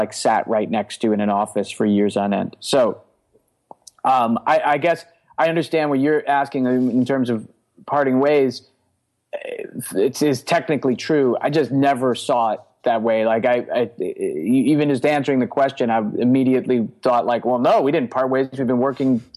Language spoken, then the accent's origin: English; New York City, New York, United States; now in Brooklyn, United States; I grew up in Queens